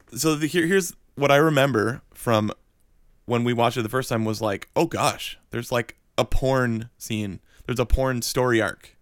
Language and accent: English; Wisconsin, United States; moved away as an adult; also born or lived in Florida; now in Atlanta, United States; we grew up in Wisconsin